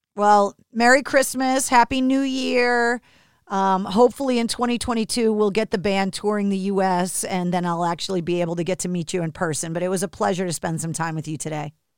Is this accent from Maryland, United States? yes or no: no; Boston, Massachusetts, United States; growing up in New England, in America